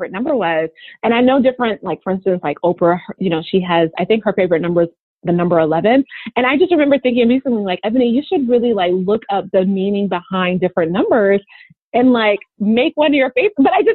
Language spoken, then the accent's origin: English; the South, United States; I'm from the South